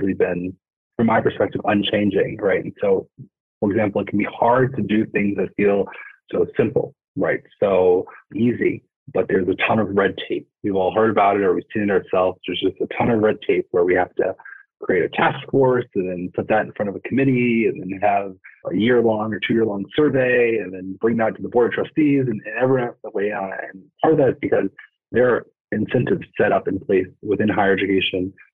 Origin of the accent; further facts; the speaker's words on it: New York City, New York, United States; I'm from New York City.